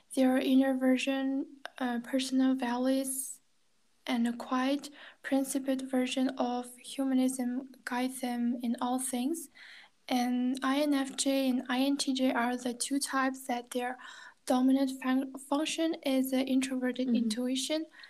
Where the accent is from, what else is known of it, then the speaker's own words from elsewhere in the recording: China; first language Kazakh; English is a second language; now in Kazakhstan; I grew up in China, Chinese speaking environment